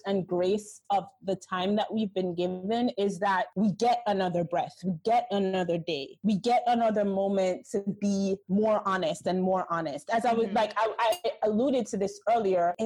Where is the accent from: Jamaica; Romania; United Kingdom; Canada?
Jamaica; moved away as an adult; also born or lived in New York; I am Jamaican.